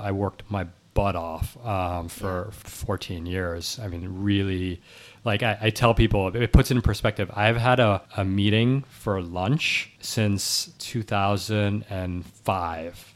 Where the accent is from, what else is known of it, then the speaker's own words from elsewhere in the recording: New York City, New York, United States; recording from fifteen blocks from where, where I grew up, and, uh, I was born in New York City